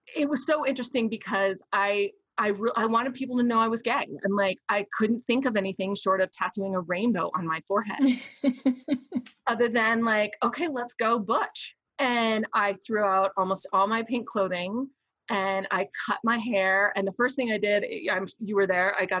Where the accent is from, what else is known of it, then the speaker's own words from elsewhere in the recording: Florida, United States; I was raised in the Deep South. And I mean, Florida, but like the backwoods of Florida.